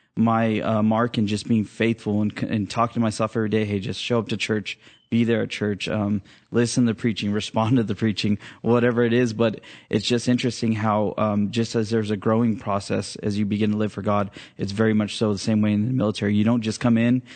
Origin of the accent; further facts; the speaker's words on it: Fresno, California, United States; I was, uh, born and raised in Fresno